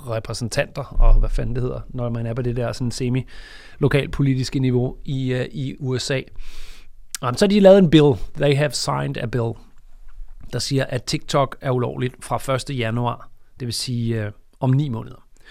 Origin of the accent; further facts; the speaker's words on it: Denmark; vi er fra Danmark